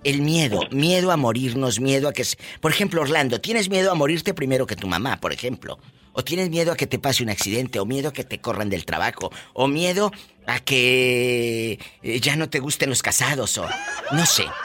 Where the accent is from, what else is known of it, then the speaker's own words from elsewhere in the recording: Matamoros, Tamaulipas, Mexico; moved away; ahí en Matamoros, Tamaulipas, mi tierra